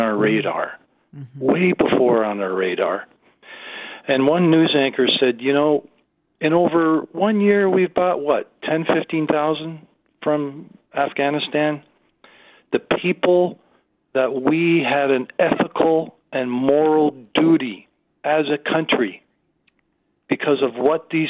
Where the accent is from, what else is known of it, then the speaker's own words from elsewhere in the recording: Canada; as a Canadian